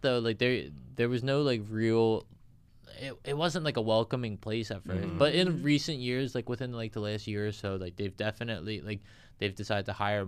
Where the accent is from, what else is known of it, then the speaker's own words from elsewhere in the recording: Philadelphia, Pennsylvania, United States; we're all from Philly. We're all born and raised in Philly